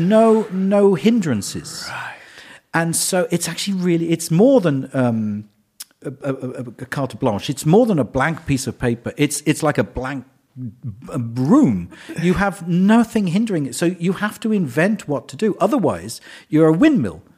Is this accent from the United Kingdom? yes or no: yes; England, United Kingdom; I'm English